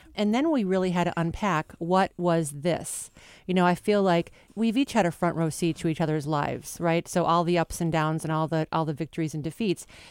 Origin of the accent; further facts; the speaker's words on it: Chicago, Illinois, United States; moved away as an adult; now in Los Angeles, United States; We're both from Chicago